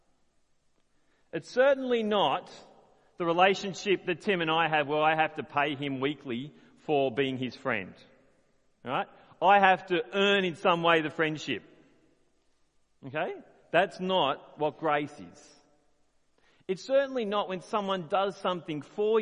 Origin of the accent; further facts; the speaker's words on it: Australia; As an Australian